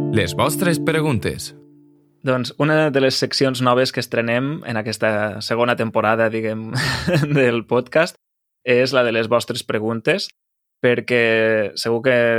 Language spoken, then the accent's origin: Catalan; Lleida, Catalonia, Spain; com a lleidatà